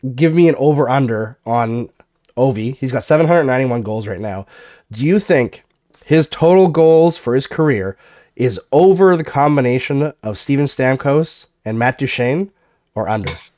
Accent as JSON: {"language": "English", "region": "Alberta", "country": "Canada", "tie": "born or raised there", "moved": "yes", "said": "I grew up partially in Alberta"}